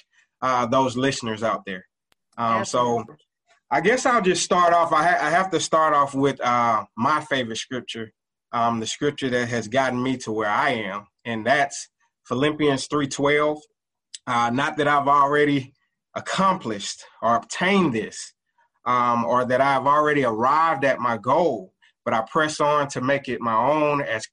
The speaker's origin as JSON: {"language": "English", "town": "College Park", "region": "Georgia", "country": "United States", "tie": "born or raised there", "said": "I'm originally from Atlanta, Georgia, better known as, I would say, College Park, Georgia, actually. Grew up in a household"}